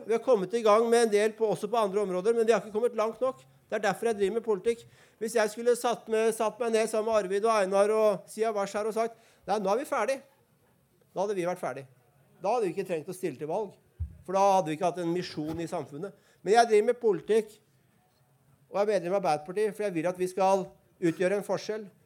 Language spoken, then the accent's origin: Norwegian; Oslo, Norway; jeg er fra Bøler, så jeg har eh, et uh, vulgært språk